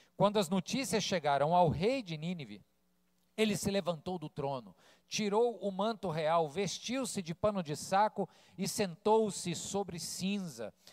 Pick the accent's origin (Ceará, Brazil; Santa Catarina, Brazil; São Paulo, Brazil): Ceará, Brazil; Fortaleza; also born or lived in Rio de Janeiro, Brazil; Quando eu cheguei em Fortaleza, eu tinha 10 anos, eu vim do Rio, 1985, cheguei aqui com 10 anos, e fui um pré-adolescente traquina